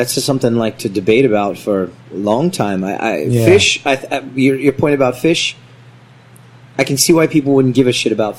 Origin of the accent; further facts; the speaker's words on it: United States; now in South Korea; I'm from America